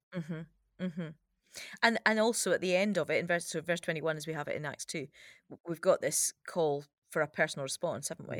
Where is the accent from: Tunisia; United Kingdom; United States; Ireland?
United Kingdom; as a British person